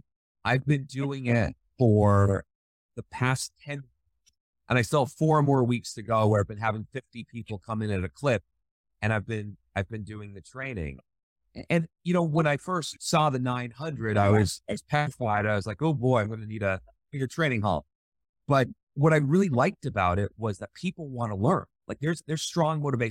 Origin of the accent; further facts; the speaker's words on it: Northern New York, United States; moved away as an adult; also born or lived in Western Massachusetts; now in Dubai, United Arab Emirates; I grew up in Northern New York.